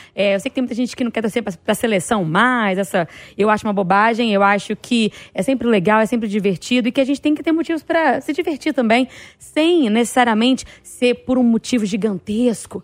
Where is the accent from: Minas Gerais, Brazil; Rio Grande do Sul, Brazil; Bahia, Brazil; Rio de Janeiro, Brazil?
Bahia, Brazil; moved away; na minha infância, lá na Bahia, lá em Itabaporanga, Patão, distrito que eu morava